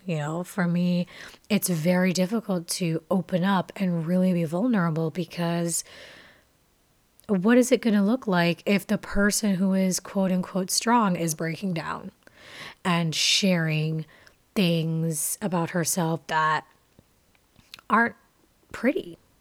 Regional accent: Jamaica; moved away; I am a Jamaican. I was born and raised there for my early years of life, and my family is Jamaican

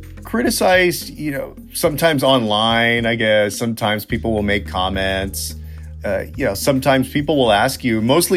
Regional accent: San Antonio, Texas, United States; Growing up, that was the only world that I knew, was this heavily Latino neighborhood on the West Side of San Antonio. My grandmother had come from Mexico, so she was fluent in Spanish.

